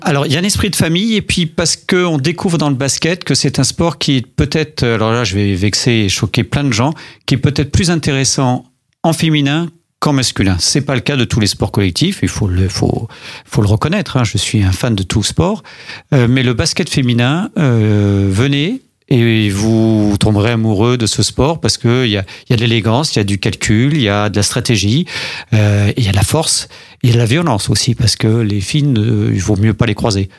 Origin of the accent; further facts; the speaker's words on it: Paris, Île-de-France, France; moved away; je viens d'un quartier sensible de Paris